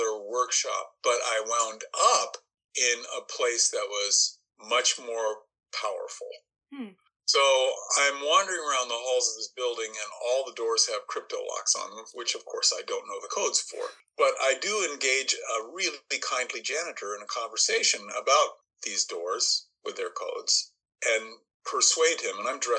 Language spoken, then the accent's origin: English; Boston, Massachusetts, United States; I'm from Boston, which is one of the computer capitals of the world.